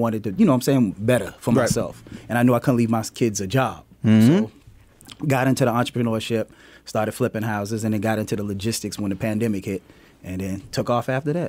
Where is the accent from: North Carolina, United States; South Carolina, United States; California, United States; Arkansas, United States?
South Carolina, United States; also born or lived in Queens, New York; now in Atlanta, United States; Just like you said, I was born in Queens, New York, raised in South Carolina. Moved to Atlanta, came to Atlanta in 1996 to go to school and stayed in Atlanta, loved Atlanta